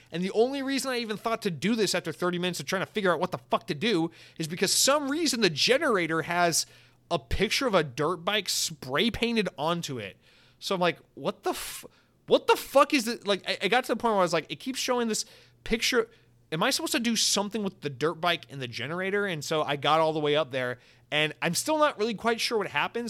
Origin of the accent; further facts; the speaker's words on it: United States; I'm an American